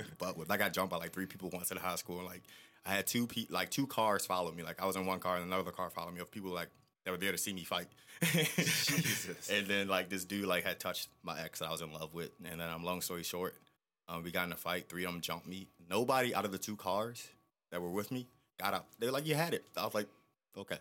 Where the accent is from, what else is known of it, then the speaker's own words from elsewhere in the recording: Maryland, United States; also born or lived in Annapolis, Maryland / Charles County, Maryland; I am from Maryland. I was born in Annapolis